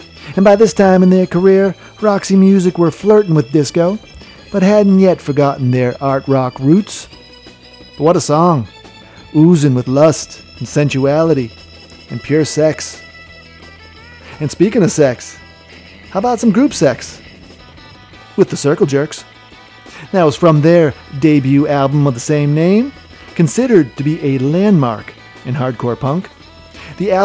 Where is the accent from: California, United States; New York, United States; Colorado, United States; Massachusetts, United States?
Massachusetts, United States; Quincy; my hometown of Quincy, Massachusetts